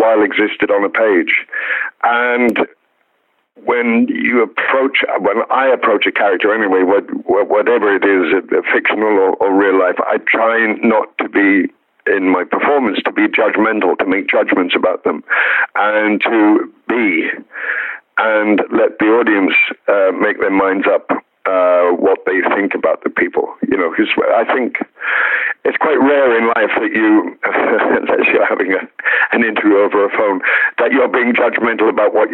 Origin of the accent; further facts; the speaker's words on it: Wales, United Kingdom; I was brought up in the Christian faith. So I was, I went to chapel in Wales until I was a teenager